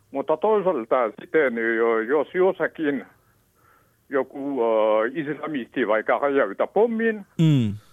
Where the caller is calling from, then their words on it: Helsinki, Uusimaa, Finland; Minä soitan itse Helsingistä ja olen itse taustainen.